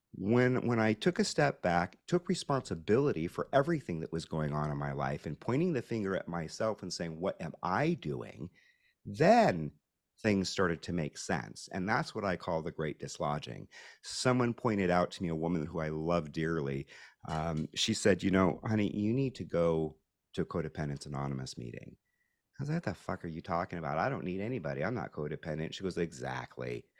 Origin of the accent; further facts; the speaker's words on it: Pacific Northwest, United States; I grew up in the Pacific Northwest